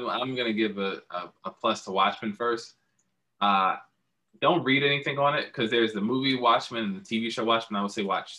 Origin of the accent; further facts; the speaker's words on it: Atlanta, Georgia, United States; moved away as an adult; also born or lived in New York City; I'm from Atlanta, born and raised. I spent a lot of time also in my adult life living in and out of New York City.